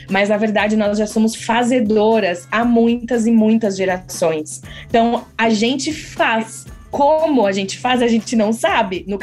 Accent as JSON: {"language": "Portuguese", "town": "São José dos Campos", "region": "São Paulo", "country": "Brazil", "said": "Sou Relações Públicas de formação, tenho 28 anos, sou do interior de São Paulo, de São José dos Campos"}